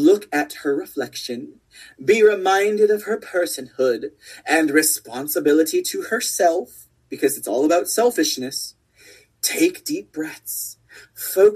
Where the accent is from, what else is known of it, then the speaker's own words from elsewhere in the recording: Texas, United States; my rights as a Texan